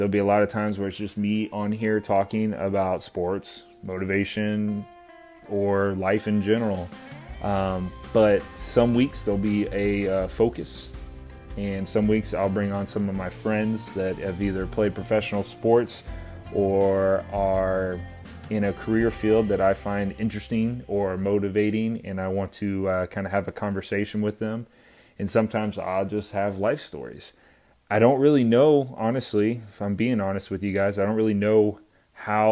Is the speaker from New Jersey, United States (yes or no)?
no; Pensacola, Florida, United States; I grew up in Pensacola, Florida. Went to high school there